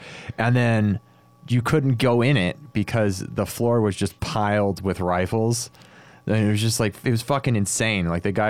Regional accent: United States; I'm an American.

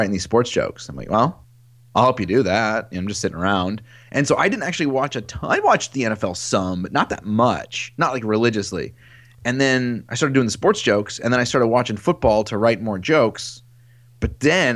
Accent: Metropolis, Illinois, United States; also born or lived in Paducah, Kentucky / Marion, Illinois / Carbondale, Illinois / Chicago, Illinois; now in Minneapolis, United States; I was born in Paducah, Kentucky, and then spent a lot of time in Metropolis, and then Marion, Illinois

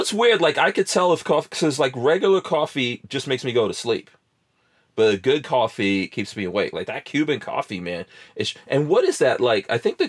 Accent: Guyana; also born or lived in New Jersey; now in Florida, United States; I was born in Guyana in South America

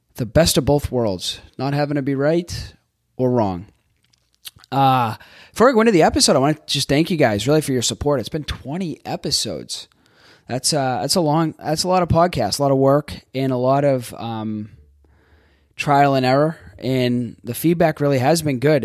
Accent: Boston, Massachusetts, United States; moved away as an adult; also born or lived in Florida; I grew up in Boston.

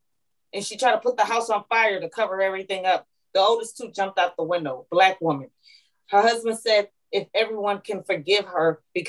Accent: San Antonio, Texas, United States; now in Georgia, United States; And girl, I'm from San Antonio, Texas.

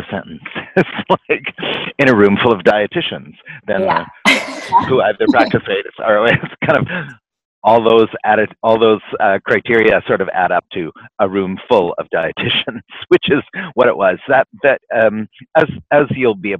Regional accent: Vancouver, British Columbia, Canada; here in my hometown

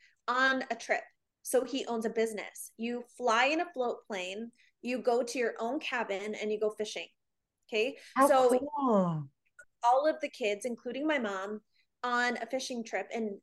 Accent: Illinois, United States; born there; So I was actually born in Illinois, and okay.

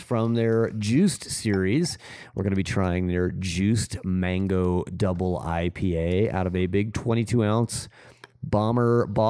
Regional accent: Southern California, United States; moved away; I grew up in Southern California

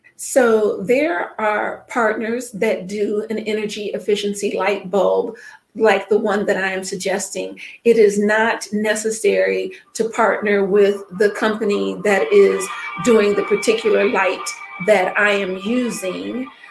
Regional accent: Mississippi, United States; now in Chicago, United States; I am from Mississippi

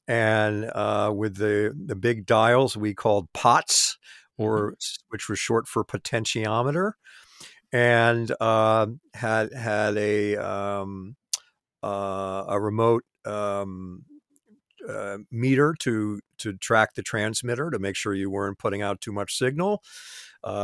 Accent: Great Neck, New York, United States; I grew up in Great Neck in the same county, I could get the radio station from my house.

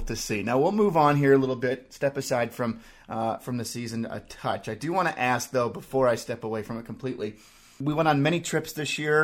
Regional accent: Utah, United States; I grew up in Utah, and I grew up a big Utah football fan when I was a kid

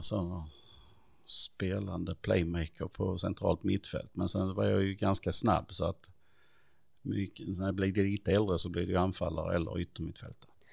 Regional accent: Stidsvig, Skåne, Sweden; also born or lived in Perstorp / Klippan / Hässleholm; flyttade vi till Stittvi

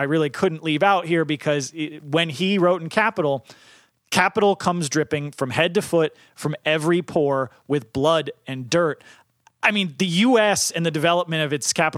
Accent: New England, United States; growing up in New England

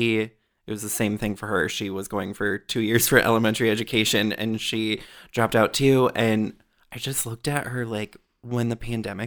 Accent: Wisconsin, United States; also born or lived in Michigan / Minnesota; I was born in Upper Peninsula, Michigan. Grew up moving town to town to town within Wisconsin, or started in Michigan, moved a bunch in Wisconsin, then finally landed in Minnesota in 2004.

